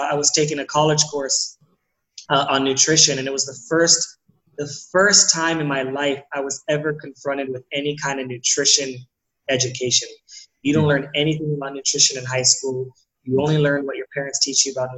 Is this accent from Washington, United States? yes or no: no; San Diego, California, United States; I'm from San Diego. I'm born and raised in San Diego, California